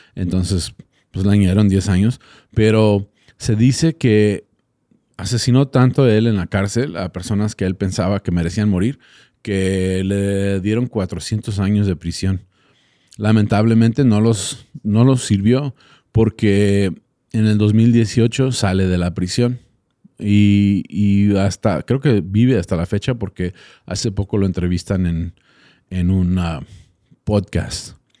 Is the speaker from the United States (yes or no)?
yes; Texas, United States; yo soy de Texas